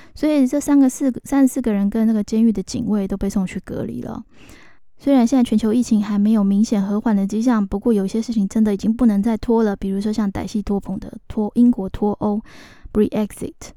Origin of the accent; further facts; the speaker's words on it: Taiwan; 我们台湾人常常习惯讲那个A P P哈